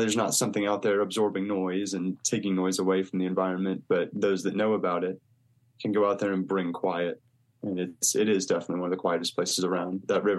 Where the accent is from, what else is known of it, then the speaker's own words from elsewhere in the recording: a small town near Dallas, Texas, United States; moved away as an adult; also born or lived in Chicago; In a small town near Dallas, Texas.